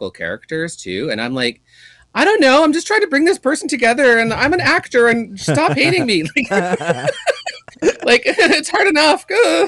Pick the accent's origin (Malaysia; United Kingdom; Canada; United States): Canada; Kingston, Ontario; now in Toronto, Canada; I'm in my hometown originally, Kingston, Ontario, Canada. I live in Toronto, the big city.